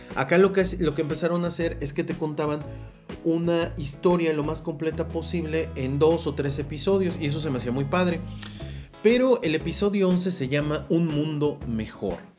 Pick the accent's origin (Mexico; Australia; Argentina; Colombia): Mexico; yo soy de México